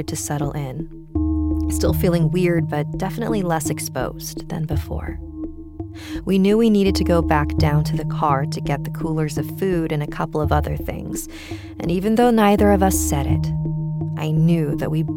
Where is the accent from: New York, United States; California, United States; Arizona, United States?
Arizona, United States; Mesa; I am from Mesa, Arizona